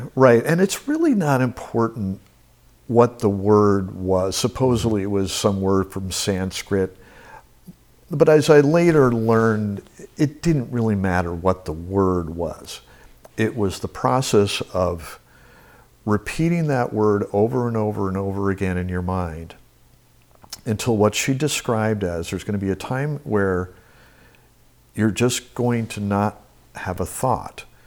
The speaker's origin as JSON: {"language": "English", "town": "Albany", "region": "New York", "country": "United States", "tie": "born or raised there", "moved": "yes", "said": "I grew up in Albany, New York"}